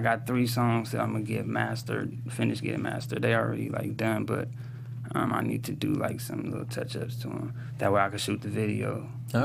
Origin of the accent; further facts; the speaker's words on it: Jersey City, New Jersey, United States; also born or lived in San Pedro, Los Angeles; It's called Jersey City because that's where I'm from, you know.